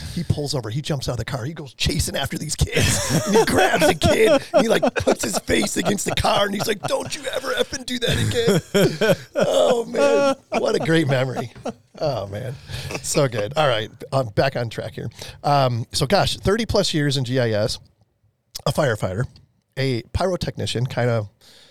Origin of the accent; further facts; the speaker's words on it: Chicago, Illinois, United States; I can remember as a little kid growing up in Chicago, I was probably, I don't know, 7 or 8, I'm guessing at the time.